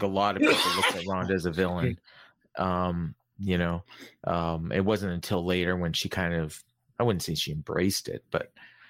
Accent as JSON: {"language": "English", "country": "Canada", "said": "But I'm Canadian, yeah."}